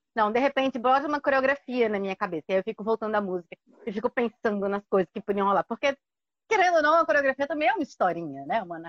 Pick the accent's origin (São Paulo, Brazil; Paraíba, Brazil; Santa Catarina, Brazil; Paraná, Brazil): São Paulo, Brazil; now in João Pessoa, Brazil; É, eu nasci em São Paulo, mas moro em João Pessoa